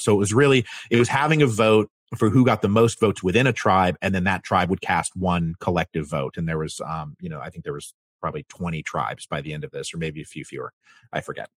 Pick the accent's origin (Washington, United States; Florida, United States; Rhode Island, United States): Washington, United States; I'm from Washington